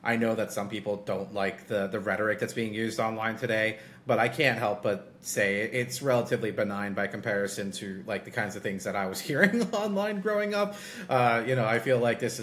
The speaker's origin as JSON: {"language": "English", "region": "New York", "country": "United States", "said": "I'm a New Yorker"}